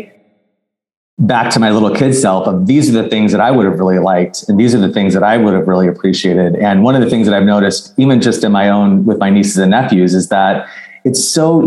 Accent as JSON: {"language": "English", "region": "Arizona", "country": "United States", "moved": "yes", "lives_now": "Los Angeles, United States", "said": "I live in Los Angeles, I'm from Arizona"}